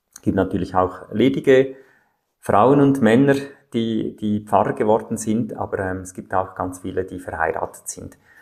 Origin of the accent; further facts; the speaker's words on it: Zofingen, Aargau, Switzerland; Meine Eltern und Großeltern gehörten schon zu dieser Kirche in Zofingen, in einem kleinen Städtchen im Aargau in der Schweiz. Da bin ich aufgewachsen.